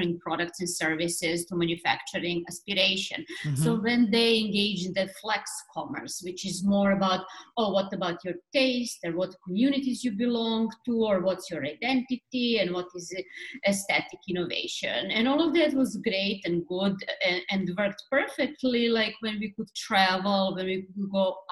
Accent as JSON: {"language": "English", "town": "Belgrade", "country": "Serbia", "first_language": "Serbian", "second_language": "English", "moved": "as an adult", "lives_now": "New York, United States", "said": "I'm Serbian from Belgrade, the capital of Serbia. I moved to New York 20 years ago"}